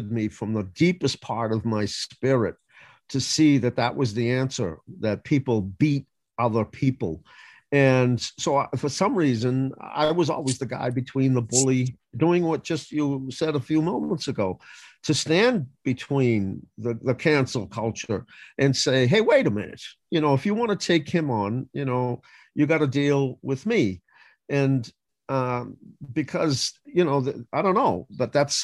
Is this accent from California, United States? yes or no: no; Boston, Massachusetts, United States; I grew up in the inner city, I grew up in Roxbury